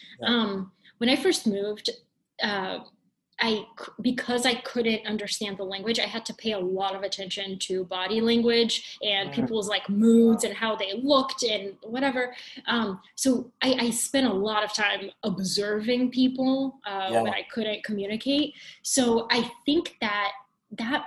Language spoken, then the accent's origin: English; Georgia, United States; English is a second language; moved away as an adult; also born or lived in Bulgaria; now in New York City, United States; being an immigrant growing up in Georgia, going to the University of Georgia, and now living in New York City